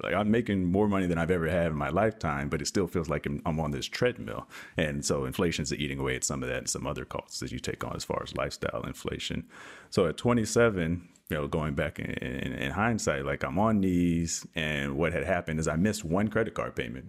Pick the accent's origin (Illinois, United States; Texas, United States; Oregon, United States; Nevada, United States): Texas, United States; I am from the great state of Texas